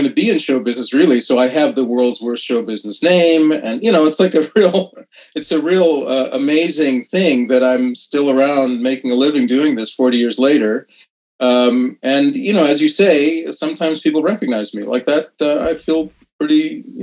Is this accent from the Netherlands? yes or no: no; Saskatoon, Saskatchewan, Canada; also born or lived in Kerala, India / Ottawa / Montreal; I was born in Kerala in southern India, and you can tell that from my name. But I grew up from the age of a year uh, mm. in Sask- in Saskatoon primarily, and a little bit in Ottawa and Montreal. But yeah, I'm a I'm a first generation